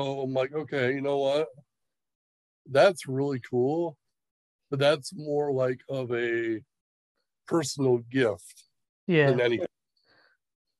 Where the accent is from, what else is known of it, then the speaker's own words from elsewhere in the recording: Michigan, United States; Independence Pro Wrestling, and it's, you know, around my hometown